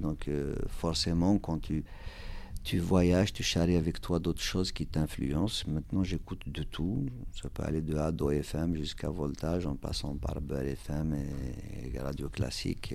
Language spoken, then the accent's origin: French; Kabylie, Algeria; first language Kabyle; French is a second language; now in Val d'Oise, France; la Kabylie, c'est une région de l'Algérie. Donc, euh, il se trouve que c'est ma région natale